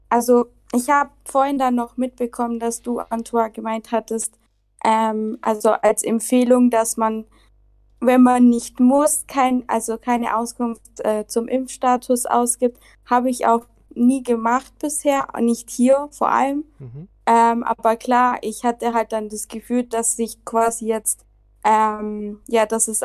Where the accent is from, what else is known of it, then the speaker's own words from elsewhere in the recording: Germany; now in Barcelona, Spain; Genau, also … Ähm, ich bin eigentlich aus Deutschland, aber lebe gerade in Barcelona.